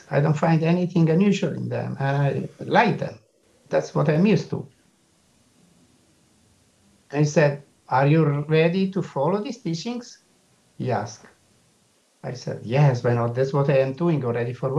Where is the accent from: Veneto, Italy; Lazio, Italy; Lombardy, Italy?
Lombardy, Italy; Milan; English is a second language; I'm from Milan